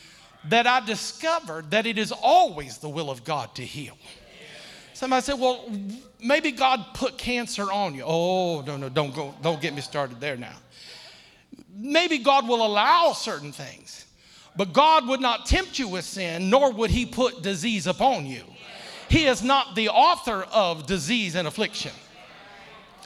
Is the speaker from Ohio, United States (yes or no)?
yes; Akron, Ohio, United States; I'm from Akron, Ohio